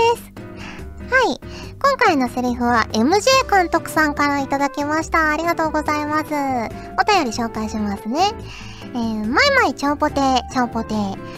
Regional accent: Kyushu, Fukuoka, Japan; now in Tokyo, Japan; 私、九州、福岡出身

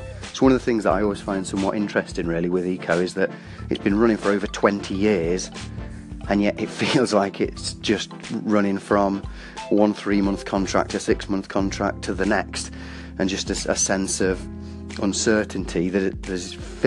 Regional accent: Wales, United Kingdom; I'm Welsh

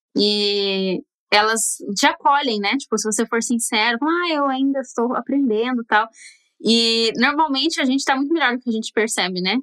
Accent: Brazil; now in Los Angeles, United States; eu era brasileira

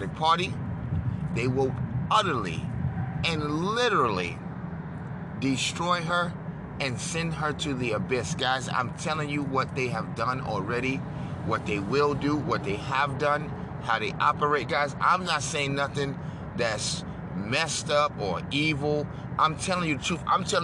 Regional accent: New York, United States; I'm from New York, home of the Italians

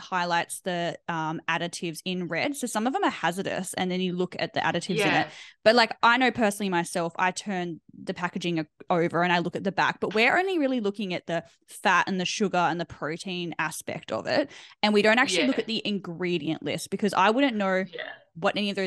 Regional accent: Australia; we're very Australian

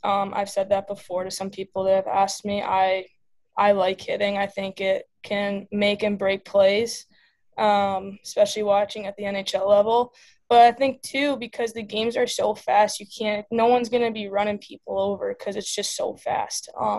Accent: Illinois, United States; Yeah, so I started playing hockey with my hometown team.

